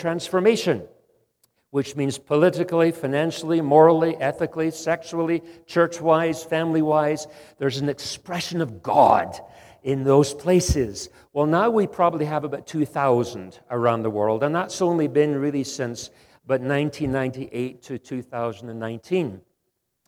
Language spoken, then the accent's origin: English; Scotland, United Kingdom; also born or lived in Western Canada; now in Canada; Although I live in Canada, Western Canada, I'm actually Scottish.